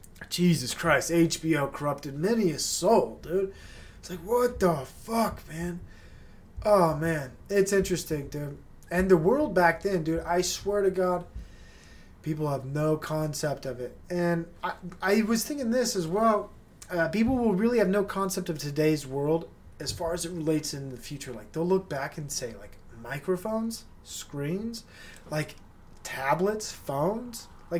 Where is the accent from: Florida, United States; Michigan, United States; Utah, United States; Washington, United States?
Utah, United States; Growing up in Utah, I didn't quite fit